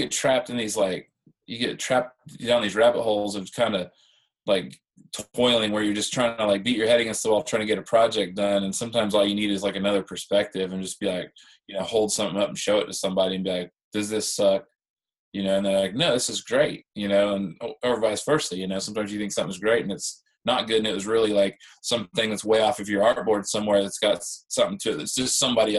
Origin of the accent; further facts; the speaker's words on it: Midwest, United States; You know, I grew up in the Midwest where I didn't feel like I fit in.